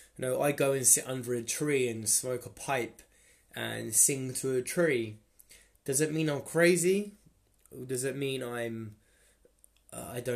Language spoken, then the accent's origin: English; Luton, East of England, United Kingdom; So I was born in England, Luton. I was born in the Luton and Dunstable Hospital.